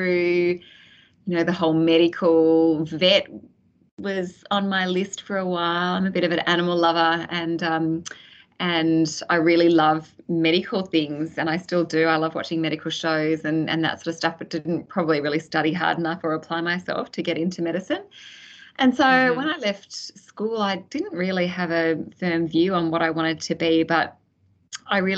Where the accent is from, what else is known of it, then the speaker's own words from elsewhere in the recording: Sydney, New South Wales, Australia; also born or lived in Canberra / Penrith / Hills District; I grew up in the western suburbs of Sydney, proud Westie